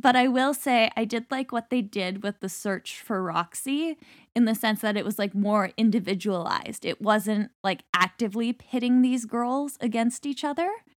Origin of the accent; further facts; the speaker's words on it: Canada; Being Canadian